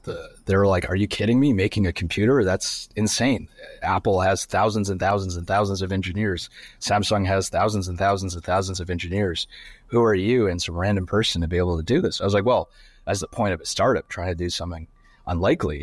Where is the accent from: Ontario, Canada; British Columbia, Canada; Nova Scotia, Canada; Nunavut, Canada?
Ontario, Canada; Sudbury; I grew up in Canada. um, in a small town called Sudbury